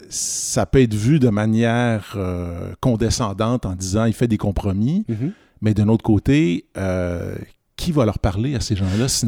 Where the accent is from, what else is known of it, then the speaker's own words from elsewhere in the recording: Quebec, Canada; mais je suis québécois, donc je suis confortable.